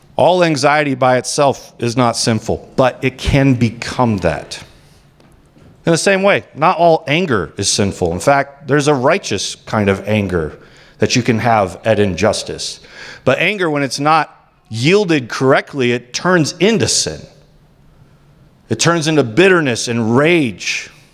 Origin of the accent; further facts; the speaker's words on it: United States; as American Christians